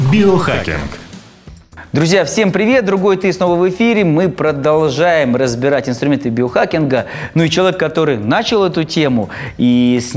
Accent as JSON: {"language": "Russian", "region": "Almaty", "country": "Kazakhstan", "said": "Я, я алматинец"}